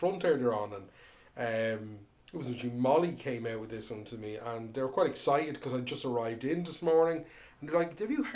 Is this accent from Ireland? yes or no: yes; Ireland; we're Irish